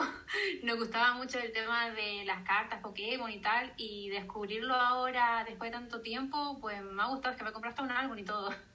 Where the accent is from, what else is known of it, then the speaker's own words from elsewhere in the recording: Canary Islands, Spain; soy canaria